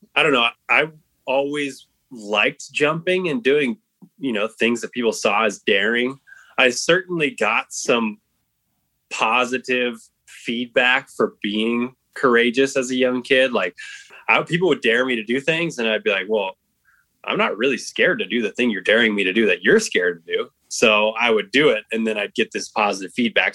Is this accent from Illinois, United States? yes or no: no; Reno, Nevada, United States; We grew up in Reno, Nevada